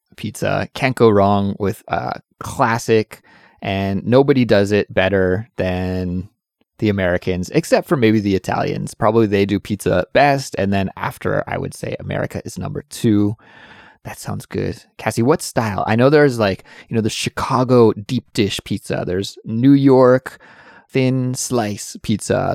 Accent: Canada; moved away

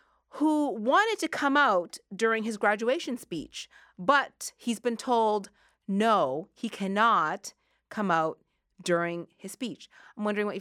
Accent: Sackville, Nova Scotia, Canada; I grew up in Sackville, Nova Scotia.

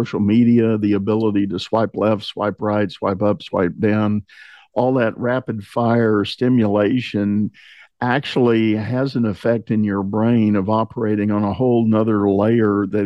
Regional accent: Texas, United States; I'm a native Texan, and people from other parts of the globe pick up on

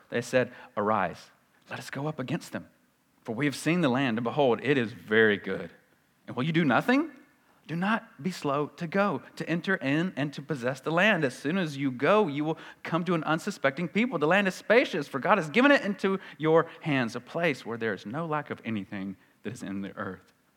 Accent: the South, United States; accent: Southern

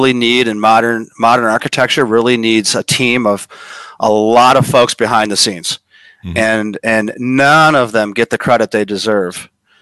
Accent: Chicago, Illinois, United States; now in Los Angeles, United States; I'm from Chicago. I now live in LA.

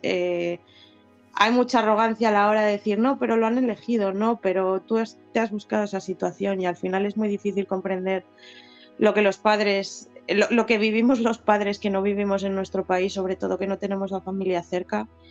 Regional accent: Spain; moved away as an adult; now in United Kingdom; los dos somos españoles

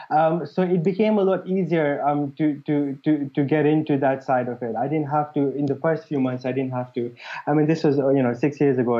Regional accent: Mombasa, Mombasa County, Kenya; moved away as an adult; also born or lived in Liverpool; now in United Kingdom; the place where I grew up in Mombasa

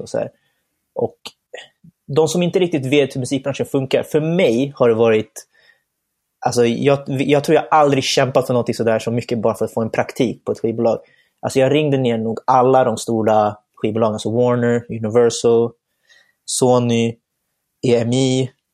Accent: Stockholm, Stockholm County, Sweden; jag är uppvuxen här i Stockholm, född och uppvuxen här

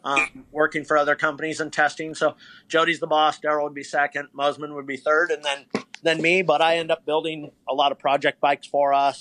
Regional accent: Bay Area, California, United States; moved away; I'm from the Bay Area originally

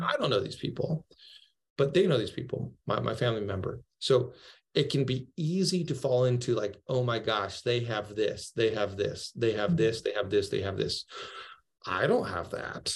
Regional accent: Seattle, Washington, United States; moved away as an adult; now in Fairhope, United States; I'm actually from Seattle, but we have we have moved down towards the beach in Fairhope, Alabama.

